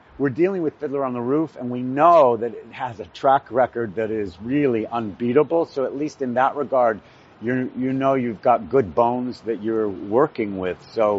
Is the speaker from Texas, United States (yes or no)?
yes; Lubbock, Texas, United States; I grew up in Lubbock, Texas